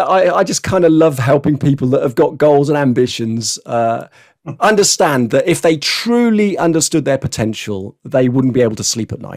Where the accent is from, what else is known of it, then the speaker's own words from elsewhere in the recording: Scotland, United Kingdom; born there; But I had to write to them, you see, because actually I was born in Scotland.